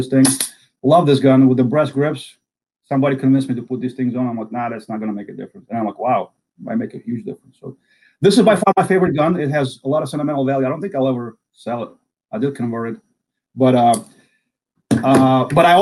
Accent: Samara, Samara Oblast, Russia; English is a second language; moved away as an adult; now in United States; I was born and raised in a city called Samara, or Kuybyshev was the old Soviet name

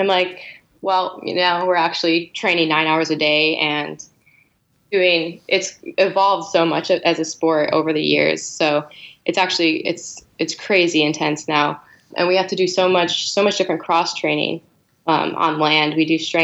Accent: Buffalo, New York, United States; moved away; I'm originally from Buffalo, New York.

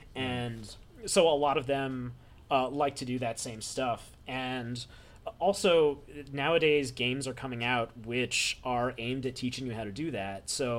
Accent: Philippines; I've done it before, and I'm not Chinese, I'm Filipino.

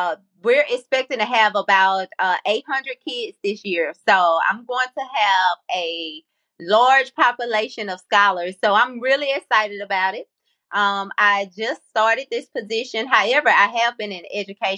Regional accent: Columbia, Mississippi, United States; also born or lived in Jackson, Mississippi; am originally from Columbia, Mississippi, the home of Walter Payton

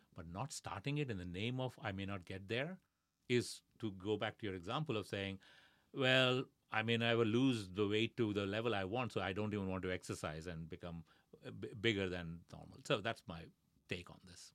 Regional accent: India; moved away; growing up in India

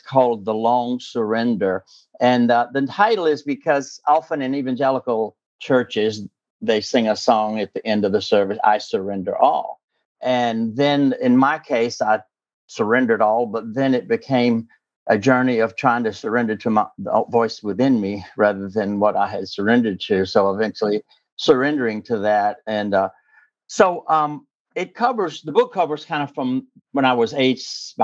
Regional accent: southern Alabama, United States; moved away as an adult; now in Alexandria, United States; I'm originally from the Deep South. I'm that little part of Alabama that hangs down between Mississippi and Florida on the Gulf Coast. That's where I'm from originally

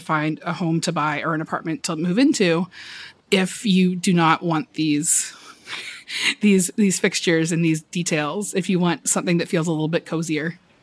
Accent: the South, United States; now in Brooklyn, United States; I am from the South originally

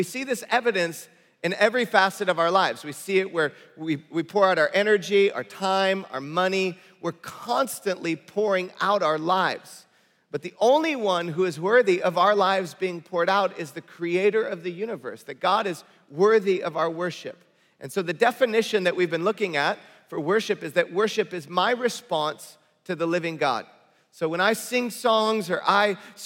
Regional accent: Detroit, Michigan, United States; also born or lived in Bay Area, California; now in Southern California, United States; I grew up in Detroit, Michigan.

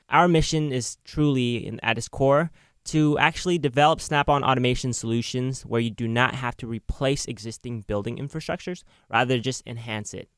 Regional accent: Oakland, California, United States; Growing up in Oakland, uh, I learned a lot about technology at a young age

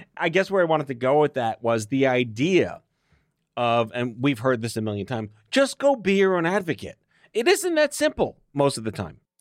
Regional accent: New York City, New York, United States; when you're born and raised in New York City

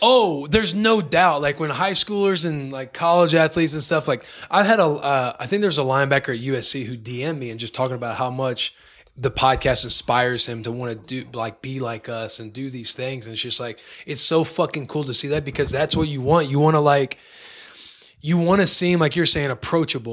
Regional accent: Bonne Terre, Missouri, United States; moved away; Hometown, Bonterre, Missouri.

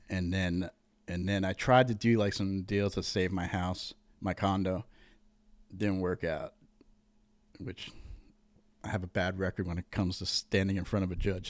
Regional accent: Montville, Connecticut, United States; also born or lived in Uncasville (Tuaco?); I was born in Tuaco, moved to Montville, like, a little bit over. It was hillbilly. We were raised fucking hillbilly.

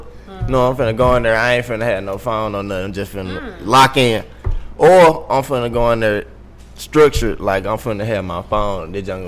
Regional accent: Memphis, Tennessee, United States; I'm from Memphis.

